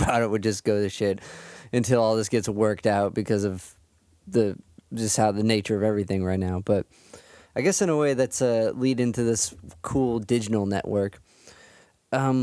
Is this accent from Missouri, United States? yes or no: no; Cleveland, Ohio, United States; I'm from Cleveland